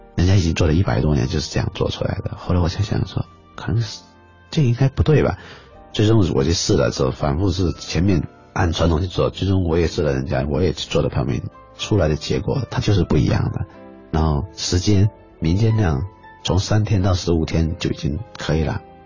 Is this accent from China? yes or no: yes; the South, southern China, China; 我来自南方